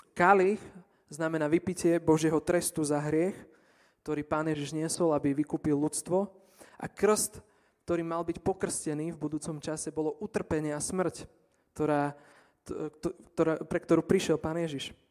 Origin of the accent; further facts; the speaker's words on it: near Stará Turá, Trenčín Region, Slovakia; stará Ture je kúsok od môjho rodného mesta